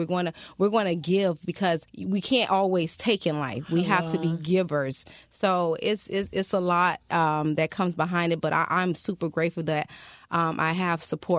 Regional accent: Miami, Florida, United States; I am a Miami native.

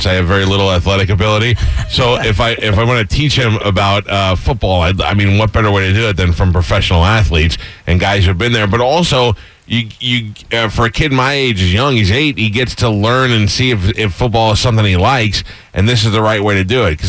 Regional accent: New York, United States; growing up in New York

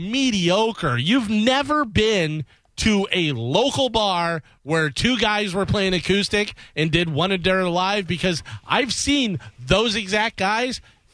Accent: Chicago, Illinois, United States; Yeah, I'm from Chicago.

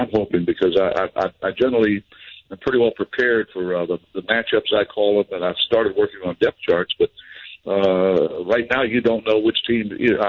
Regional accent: Jacksonville, Florida, United States; In my hometown of Jacksonville, Florida

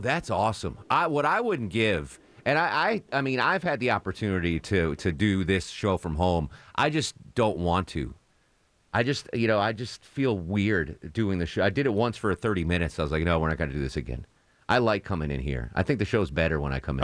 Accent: Connecticut, United States; now in Atlanta, United States; I'm from Connecticut. I didn't live on the coast, but that's the East Coast

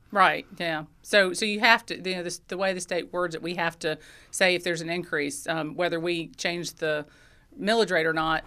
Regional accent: Athens, Georgia, United States; in Athens, I mean, I, this is my hometown. I, I grew up here

